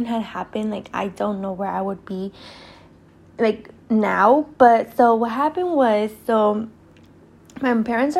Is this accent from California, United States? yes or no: yes; Oakland, California, United States; also born or lived in Berkeley, California; I was born in Berkeley, and I was raised in Oakland my whole life